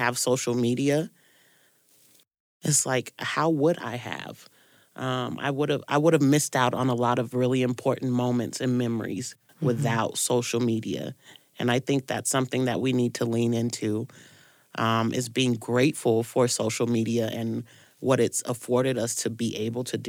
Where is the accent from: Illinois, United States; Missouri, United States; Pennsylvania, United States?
Illinois, United States; East St. Louis; moved away; I'm originally from Illinois, from East St. Louis, Illinois